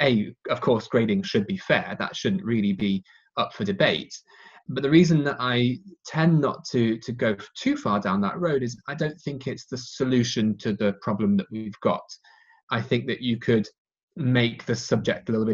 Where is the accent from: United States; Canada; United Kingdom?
United Kingdom; England; my hometown in England